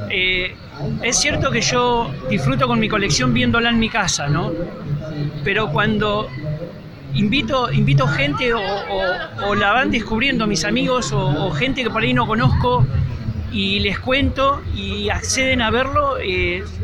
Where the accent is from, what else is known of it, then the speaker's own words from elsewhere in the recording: Miramar, Buenos Aires Province, Argentina; bueno, yo soy de Miramar, así que me ubicás enseguida.